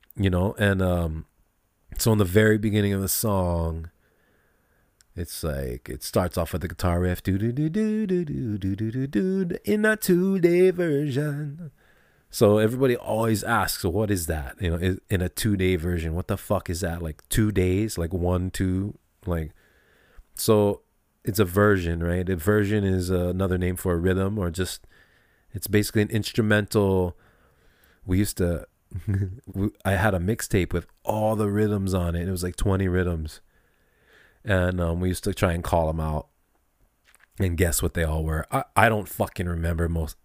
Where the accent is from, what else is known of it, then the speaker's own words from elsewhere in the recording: Kailua, Hawaii, United States; also born or lived in south side of Oahu; we're from Kailua too. We're from the east fucking side